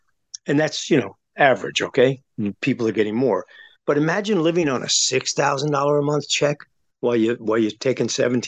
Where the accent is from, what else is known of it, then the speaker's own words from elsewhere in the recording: New York, United States; growing up in New York